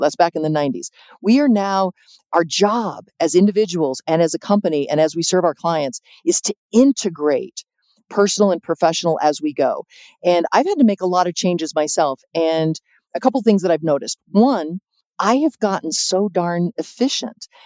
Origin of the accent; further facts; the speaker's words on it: San Diego, California, United States; also born or lived in Chicago; now in Santa Fe, United States; I'm originally from San Diego and I've been living in Chicago for about 25 years